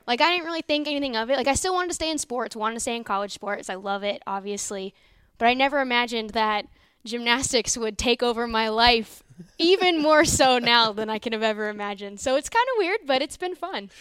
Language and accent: English; Northern Virginia, United States; moved away as an adult; also born or lived in Iowa; now in Norman, United States; not from Iowa, from Northern Virginia, uh, D C area